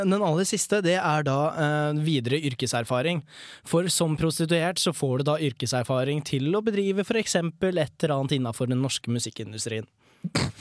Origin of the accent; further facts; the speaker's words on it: Prøysen's realm, Innlandet, Norway; jeg er fra Prøysens rike